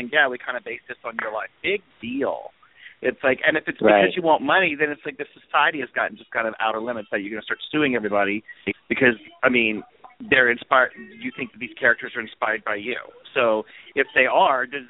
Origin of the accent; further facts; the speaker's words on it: Louisiana, United States; I went to college a long time ago, and I'm from Louisiana